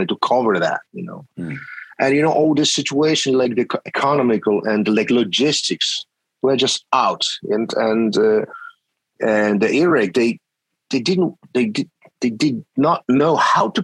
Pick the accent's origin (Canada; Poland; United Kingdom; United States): Poland; we are from Poland, from a different part of the world